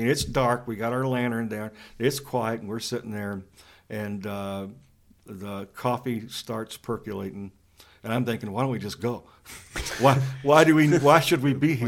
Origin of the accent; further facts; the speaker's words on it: Western Kentucky, United States; I grew up in Western Kentucky